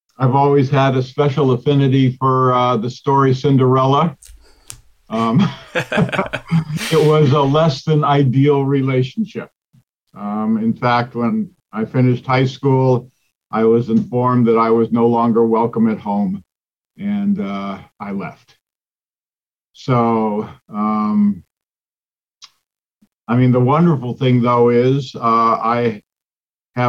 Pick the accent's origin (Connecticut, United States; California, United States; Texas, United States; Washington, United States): California, United States; Pasadena; I was born in the Los Angeles area in Pasadena back in 1956